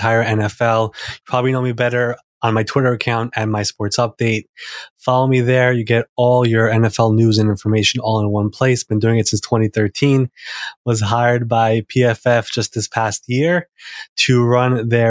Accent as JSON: {"language": "English", "town": "New York City", "region": "New York", "country": "United States", "said": "I'm actually from Queens, New York here."}